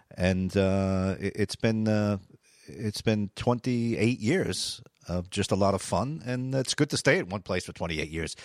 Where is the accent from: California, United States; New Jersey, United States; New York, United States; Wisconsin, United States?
New Jersey, United States; moved away as an adult; also born or lived in New London, Connecticut; now in Rhode Island, United States; I grew up in North Jersey